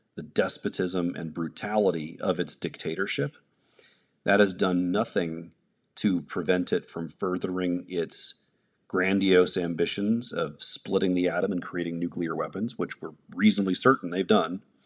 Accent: United States; I'm an American.

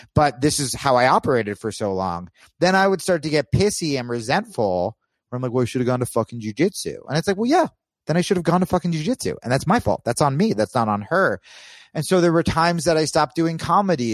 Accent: New Jersey, United States; moved away as an adult; also born or lived in New York / Los Angeles; I grew up in Jersey

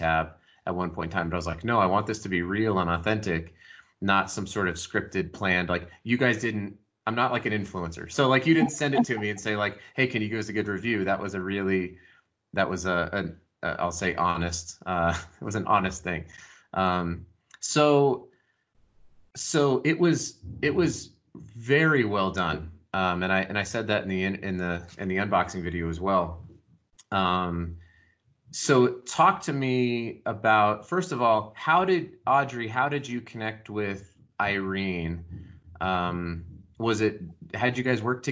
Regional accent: Colorado Springs, Colorado, United States; I grew up in Colorado Springs.

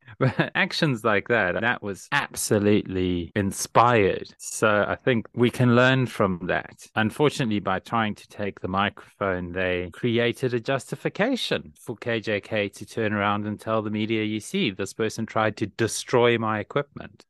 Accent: South Africa; Lee and I share a common experience, which is growing up in South Africa during the 1980s

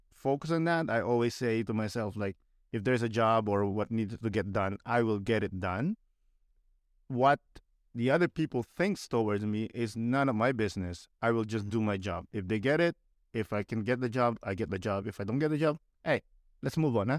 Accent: Philippines; moved away as an adult; now in Canada; growing up in the Philippines

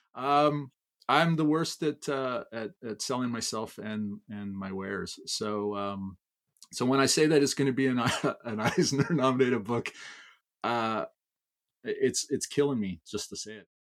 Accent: Canada; I'm Canadian

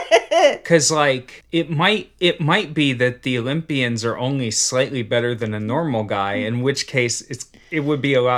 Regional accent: Cincinnati, Ohio, United States; I grew up in Cincinnati where there's so many hills

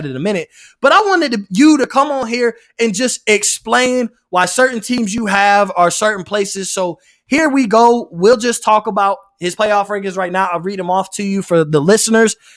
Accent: Tampa, Florida, United States; I grew up, I grew up in the Tampa area

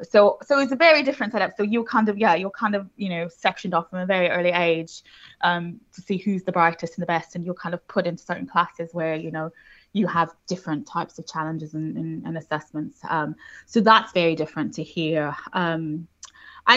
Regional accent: Houston, Texas, United States; Yes, I did. Yeah, I'm American originally, which I think confuses a lot of people because they're like, I don't hear it.

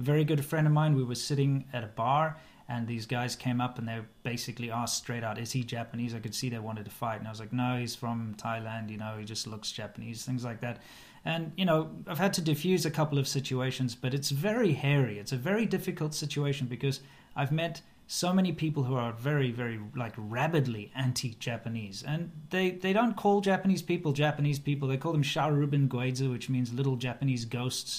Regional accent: South Africa; moved away; also born or lived in China; as a South African

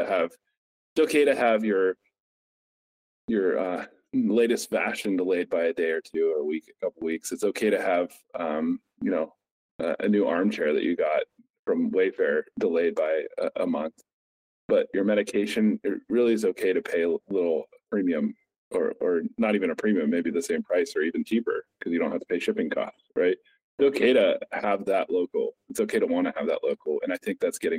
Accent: Somerset, Pennsylvania, United States; moved away as an adult; now in Pittsburgh, United States; my hometown, Somerset, PA

